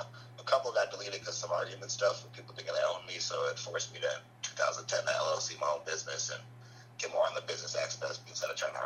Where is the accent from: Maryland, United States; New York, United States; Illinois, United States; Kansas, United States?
Illinois, United States; Riverdale; now in Hammond, United States; I was, like, raised more like a Riverdale outside of Chicago, but now I'm actually from Hammond.